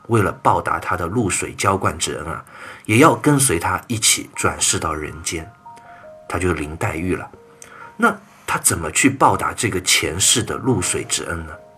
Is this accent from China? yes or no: yes; China; 我们中国人就是这么有礼貌、有文化